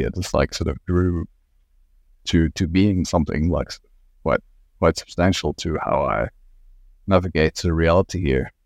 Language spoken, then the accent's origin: English; Belgium; moved away as an adult; also born or lived in Ghent / Antwerp; now in Australia; I sort of, like, grew up sort of quite rurally in Belgium